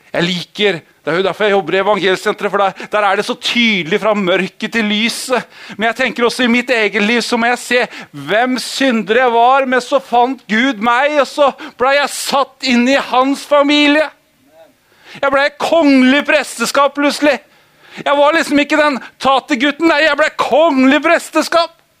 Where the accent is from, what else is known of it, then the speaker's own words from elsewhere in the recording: Holmestrand, Vestfold, Norway; Jeg er oppvokst i Holmestrand veldig stor del av året. Eller året. Livet.